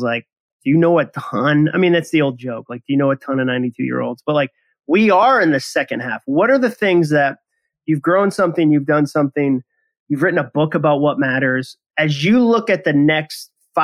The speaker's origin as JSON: {"language": "English", "region": "Massachusetts", "country": "United States", "tie": "born or raised there", "said": "I grew up in Massachusetts"}